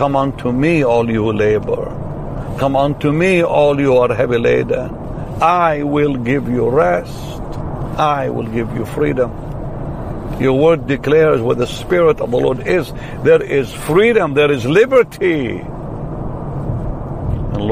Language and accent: English; Israel; I'm from Israel.